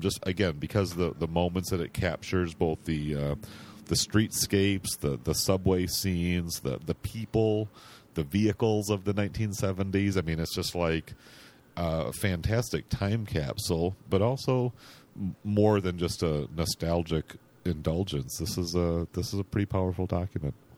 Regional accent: Grand Rapids, Michigan, United States; moved away as an adult; also born or lived in San Francisco; my hometown of Grand Rapids, Michigan, which is where I live now

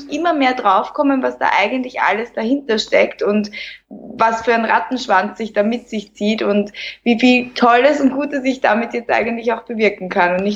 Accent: Lower Austria, Austria; ich bin 31 Jahre, ich komme aus Niederösterreich, in der Nähe von Wien lebe ich, arbeite auch in Wien

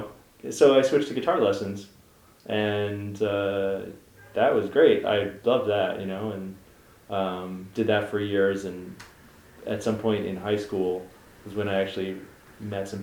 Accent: Philadelphia, Pennsylvania, United States; I grew up in Chestnut Hill

